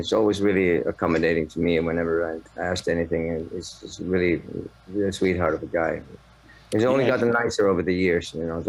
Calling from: Finland; It's 6:45 here. It's in Finland.

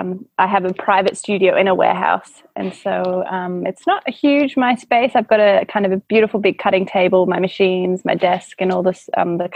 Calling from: Melbourne, Victoria, Australia; I am in Victoria, Melbourne, in my studio in Brunswick.

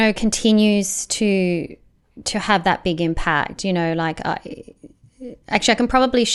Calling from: Melbourne, Victoria, Australia; Yeah, I'm checking in from Melbourne, Australia, and it's really great

